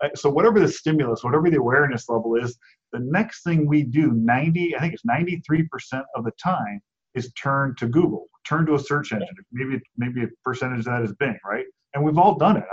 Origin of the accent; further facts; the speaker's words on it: Cleveland, Ohio, United States; moved away as an adult; also born or lived in Buffalo, New York; now in Phoenix, United States; I grew up in Cleveland